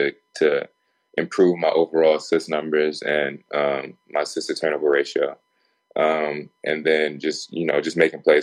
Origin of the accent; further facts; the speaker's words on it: California, United States; I'm from California